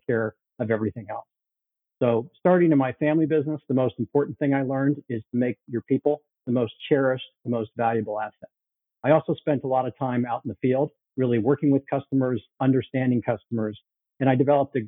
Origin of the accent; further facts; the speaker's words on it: Chicago, Illinois, United States; moved away as an adult; also born or lived in Toronto, Canada / Bay Area, California / Asia; I was born in Toronto. Then they needed him to move to Chicago, and I was sent along with them to Chicago. And I mostly grew up in Chicago.